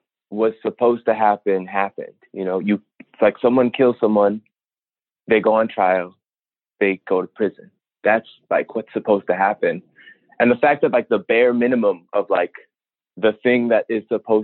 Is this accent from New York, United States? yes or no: no; Minneapolis, Minnesota, United States; I'm a black man, born and raised in Minneapolis